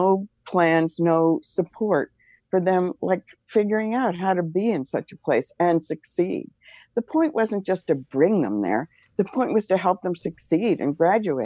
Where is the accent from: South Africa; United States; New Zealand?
United States; also born or lived in Manhattan, New York / New Jersey / Pittsburgh; I grew up in Manhattan and New Jersey